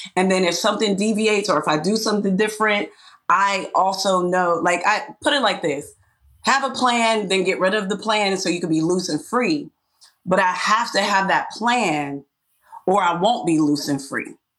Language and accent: English; Pittsburgh, Pennsylvania, United States; my hometown